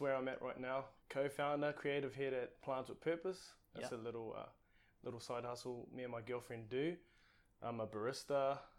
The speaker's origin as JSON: {"language": "English", "town": "Tūrangi", "region": "Waikato", "country": "New Zealand", "tie": "born or raised there", "also_born_or_lived": "Papakura, South Auckland", "first_language": "Māori", "second_language": "English", "said": "I was born in South Auckland, but I think it was one of those places. Mum was quite young when she had me. She was 16, just turned 16 when she and my dad had me. He was about 17, and they decided to move back to his sort of hometown where he grew up, and that's Tūrangi."}